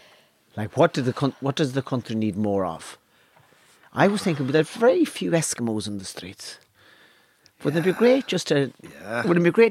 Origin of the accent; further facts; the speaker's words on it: Ireland; I'm Irish